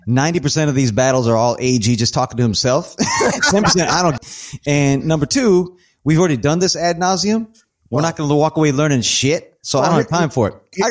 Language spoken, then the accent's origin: English; United States; As an American